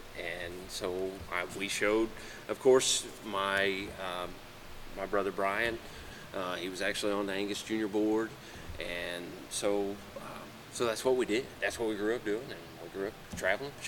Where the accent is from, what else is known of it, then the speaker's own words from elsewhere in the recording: Winchester, Indiana, United States; I grew up in Winchester, Indiana, by Muncie, Indiana